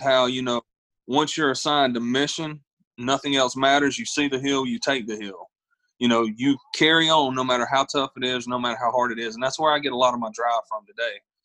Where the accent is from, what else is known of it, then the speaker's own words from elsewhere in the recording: Ninety Six, South Carolina, United States; whenever I was growing up, I, I, come from a little town called 96, South Carolina